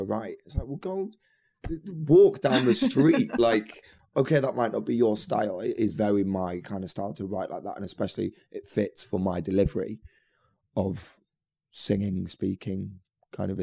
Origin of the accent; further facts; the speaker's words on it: Manchester, North West England, United Kingdom; I'm from Manchester, getting the train back home to Manchester